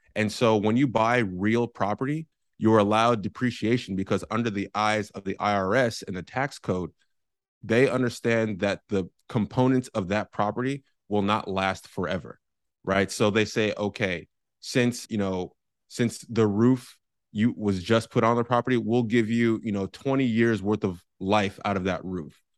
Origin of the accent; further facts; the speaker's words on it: San Francisco, California, United States; moved away as an adult; now in San Diego, United States; I am born and raised in San Francisco, California